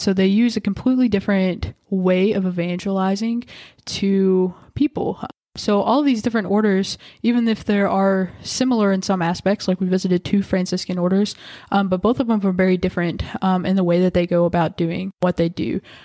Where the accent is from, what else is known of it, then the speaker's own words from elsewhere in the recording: Whitesville, Kentucky, United States; moved away as an adult; now in Owensboro, United States; I'm originally from Whitesville